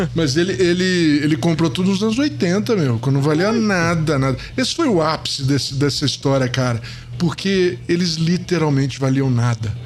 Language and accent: Portuguese; Niterói, Rio de Janeiro, Brazil; moved away as an adult; now in São Paulo, Brazil; eu eu não sou carioca, mas, mas fui criado no, em Niterói.